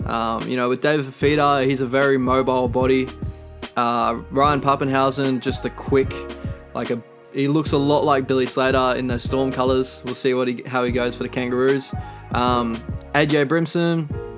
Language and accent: English; Queensland, Australia; I'm a Queenslander, I'm from Queensland